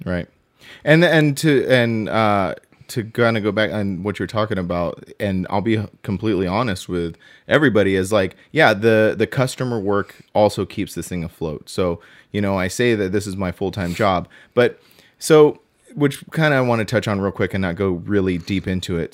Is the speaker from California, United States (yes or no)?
yes; Southern California, United States; also born or lived in Inland Empire / Apple Valley; I am passionate about where I'm from. I am from Southern California